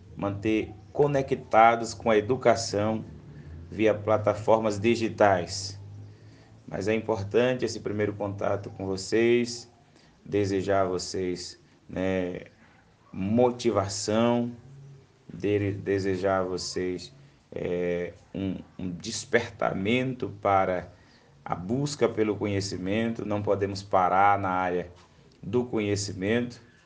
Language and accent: Portuguese; Brazil; como um bom brasileiro